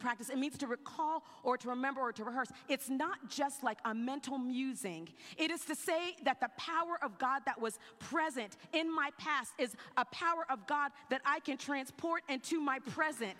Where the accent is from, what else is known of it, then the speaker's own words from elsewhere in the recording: South Carolina, United States; I grew up in South Carolina